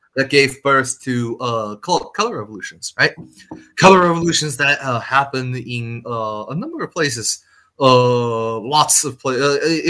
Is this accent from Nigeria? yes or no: no; China; moved away; I came from China